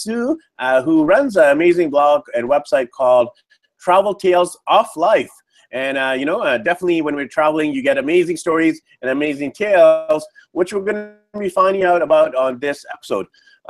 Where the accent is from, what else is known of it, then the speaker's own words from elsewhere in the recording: Vancouver, British Columbia, Canada; moved away; I'm from Vancouver, BC, Canada.